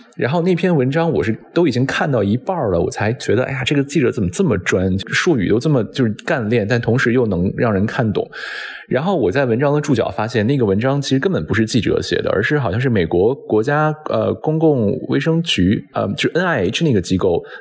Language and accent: Chinese; China; now in Washington, United States; 我们身在国外，作为中国人身在国外